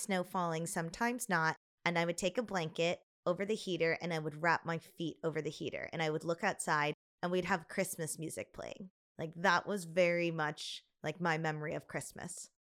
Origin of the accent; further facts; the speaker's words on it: Chicago, Illinois, United States; our house growing up in Chicago was a ranch style home